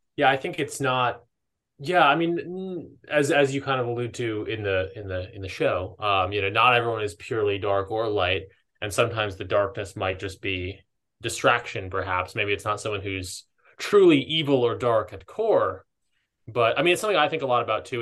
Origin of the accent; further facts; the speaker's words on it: East Coast, United States; moved away as an adult; now in Southern California, United States; I grew up on the East Coast, but I've been here like five years